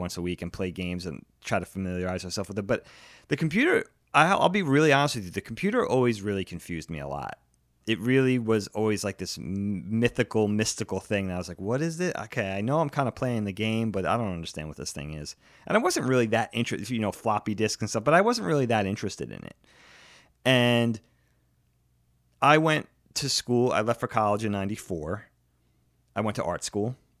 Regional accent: Long Island, New York, United States; moved away as an adult; also born or lived in Philadelphia; I grew up with him on Long Island

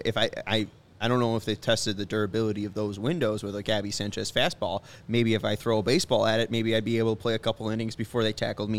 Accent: Sweden; Because I'm from Sweden

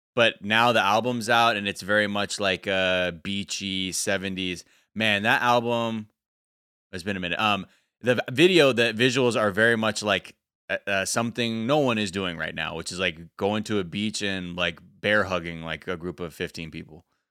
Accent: United States; me being American, half American, I go there, I hug my relative

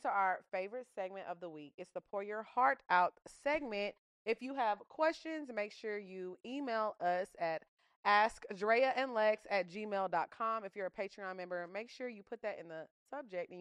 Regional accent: Orange, Texas, United States; I grew up in Orange, Texas.

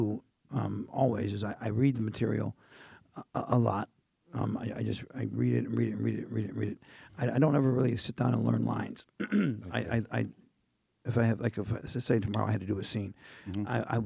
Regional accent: Indiana, United States; I wanted to look like a corn. I'm from Indiana.

